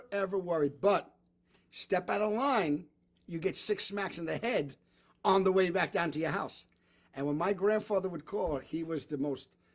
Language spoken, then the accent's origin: English; New York City, New York, United States; growing up in Brooklyn